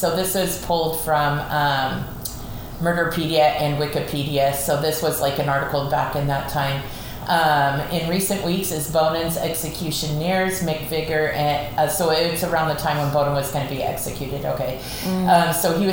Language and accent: English; Southern California, United States; I was born and raised in Southern California